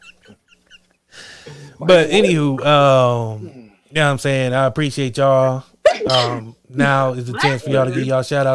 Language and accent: English; Akron, Ohio, United States; I'm a nigga from Akron